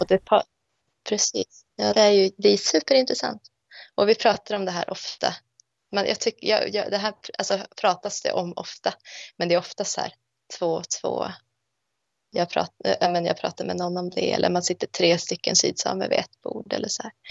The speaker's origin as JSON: {"language": "Swedish", "country": "Sweden", "tie": "born or raised there", "moved": "yes", "said": "som är uppvuxen i Sverige med ett svensk identitet"}